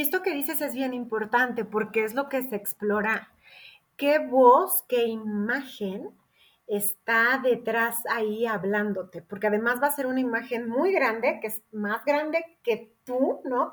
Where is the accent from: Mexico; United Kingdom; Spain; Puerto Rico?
Mexico; Querétaro; yo soy de Querétaro